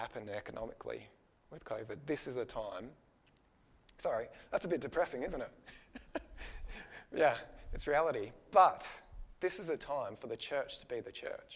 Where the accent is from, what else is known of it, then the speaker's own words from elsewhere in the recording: Australia; we, as an Australian nation